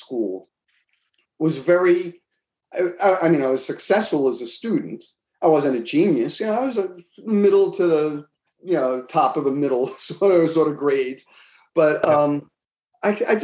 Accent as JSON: {"language": "English", "town": "Elmsford", "region": "New York", "country": "United States", "tie": "born or raised there", "also_born_or_lived": "Bronx, New York", "moved": "as an adult", "lives_now": "Boston, United States", "said": "we moved from the Bronx. But when I was in third grade, we moved up to Westchester"}